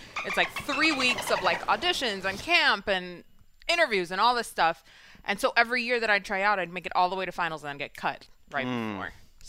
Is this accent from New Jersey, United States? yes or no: no; New York City, New York, United States; Yeah, I grew up in Washington Heights.